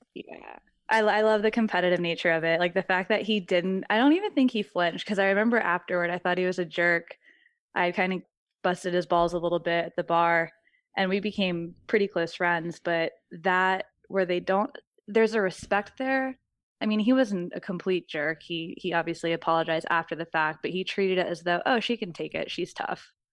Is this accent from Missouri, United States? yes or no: no; Virginia, United States; moved away as an adult; now in Phoenix, United States; I grew up in Virginia